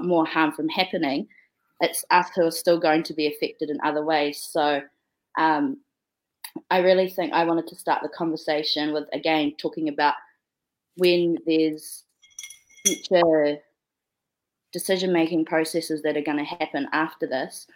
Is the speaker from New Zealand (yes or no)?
yes; New Zealand; I'm from Aotearoa